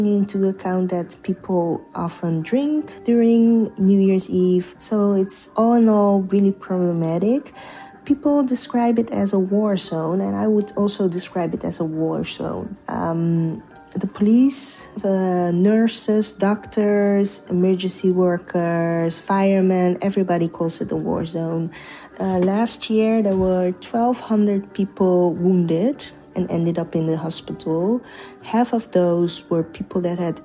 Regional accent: Netherlands; I was born and raised in the Netherlands myself

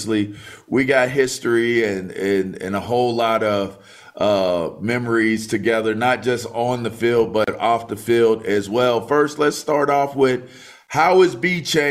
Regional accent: Pittsburgh, Pennsylvania, United States; I was born in Pittsburgh

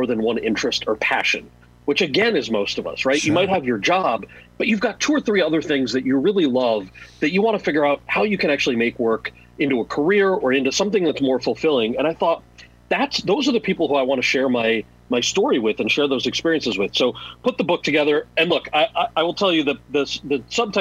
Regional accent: New Jersey, United States; my brother and I are born and raised in New Jersey

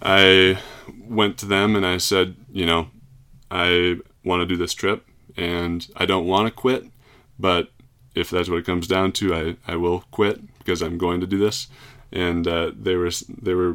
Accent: Plymouth, Minnesota, United States; moved away; I'm from Plymouth, Minnesota

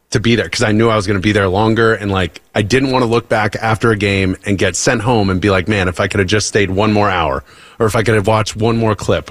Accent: California, United States; moved away; I was a sissy from California

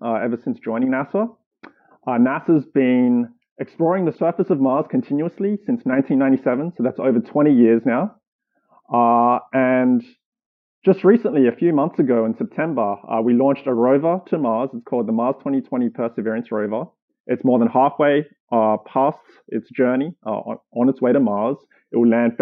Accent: Sydney, New South Wales, Australia; moved away as an adult; also born or lived in Germany / Boston, Massachusetts; now in California, United States; I grew up in Australia, raised in Sydney

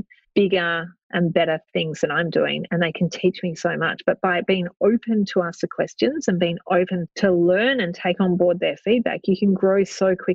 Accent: Australia; We are both in property. We're both from Australia

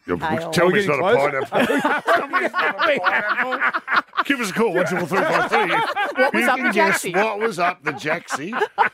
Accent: Melbourne, Victoria, Australia; When I grew up in Carlton and I was living on my own. And Carlton in Melbourne is famous for Italian families.

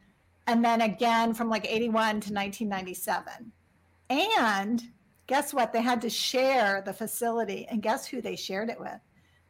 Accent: Northern Palm Beach County, South Florida, United States; I'm born and raised in South Florida, Northern Palm Beach County.

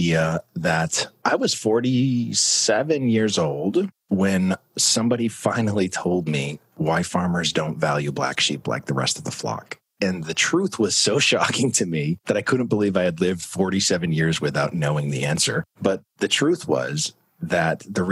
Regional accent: Manchester, New Hampshire, United States; moved away as an adult; also born or lived in Florida; I was born and raised up in Manchester, New Hampshire

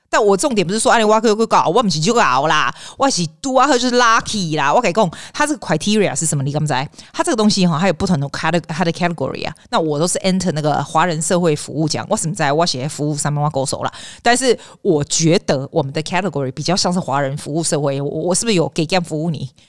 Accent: Taipei, Taiwan; now in Sydney, Australia; 我家在公馆十大路那里

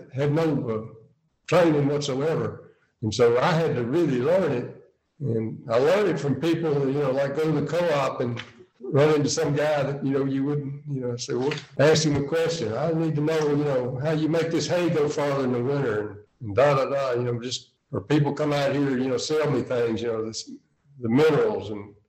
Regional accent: Scotland, United Kingdom; We're actually from Scotland, but we were at the Greenville Country Club in South Carolina

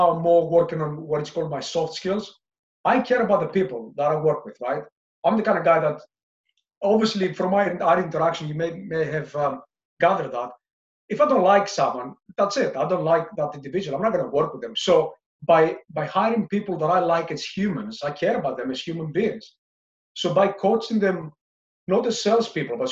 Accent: Greece; moved away as an adult; also born or lived in London, United Kingdom / Singapore; now in United Kingdom; my early years when I moved from Greece to London, to the UK

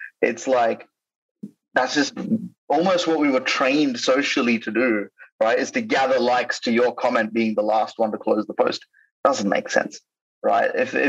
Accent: India; also born or lived in Australia; Sue me, I'm Indian, right? Like, and I'm Australian at the same time.

